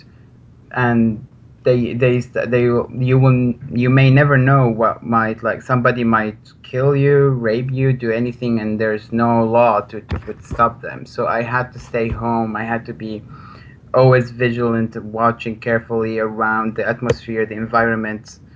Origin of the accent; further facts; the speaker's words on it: Maarat al-Numan, Idlib Governorate, Syria; moved away; I was born in a very small town in Idlib province called Ma'aret al-Noman